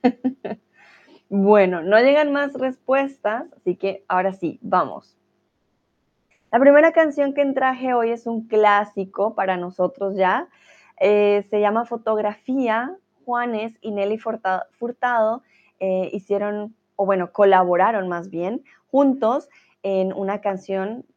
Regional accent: Colombia; now in Germany; soy de Colombia, soy tutora de español aquí en Chatterbox y eh, comúnmente vivo ya ahora sí en Alemania

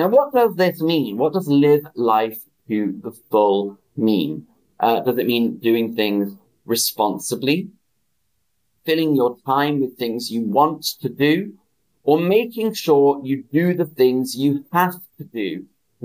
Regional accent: United Kingdom; I'm British

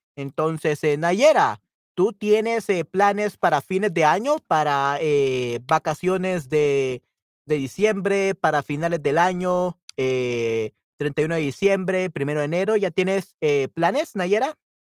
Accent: El Salvador; yo soy de El Salvador

